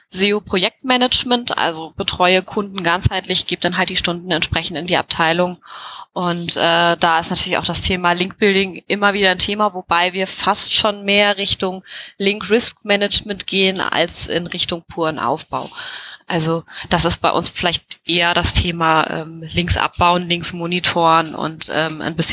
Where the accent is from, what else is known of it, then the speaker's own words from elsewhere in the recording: Hesse, Germany; born there; moved away; ich äh, komme gebürtig, bin ich eigentlich Hessin aus der Nähe von, von Wiesbaden, also aus einem kleinen Vorort, bin aber schon äh, vor vielen, vielen Jahren äh, hi